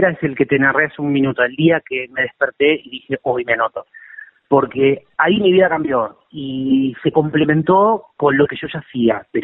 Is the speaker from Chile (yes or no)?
no; Lomas de Zamora, Buenos Aires Province, Argentina; born there; Sí, de Lomas de Zamora.